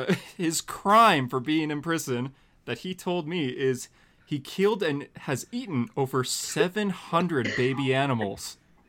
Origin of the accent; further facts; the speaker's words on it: Australia; I mean, we're both Australian.